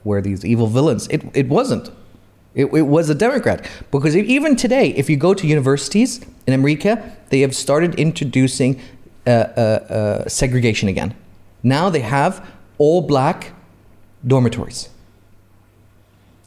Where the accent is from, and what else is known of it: Saudi Arabia; now in Bahrain